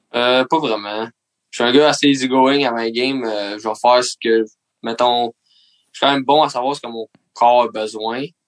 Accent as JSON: {"language": "French", "town": "Mercier", "region": "Quebec", "country": "Canada", "said": "je viens de Mercier"}